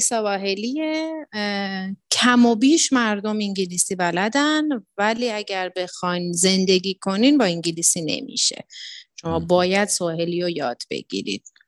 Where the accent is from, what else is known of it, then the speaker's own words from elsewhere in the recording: Iran; moved away as an adult; now in Tanzania; یه سری خب اتفاقاتی بود که منو کشوند که بخوام از ایران بیام